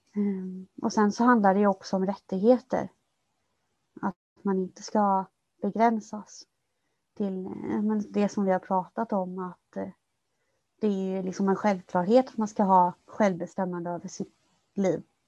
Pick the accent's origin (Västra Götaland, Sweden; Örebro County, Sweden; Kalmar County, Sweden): Kalmar County, Sweden; moved away as an adult; now in Stockholm, Sweden; jag kom ju från, från Öland från början